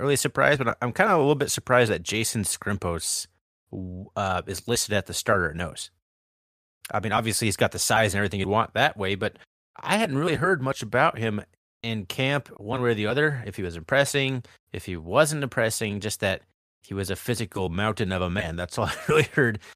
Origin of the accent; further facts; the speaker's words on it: Washington, United States; we're from Washington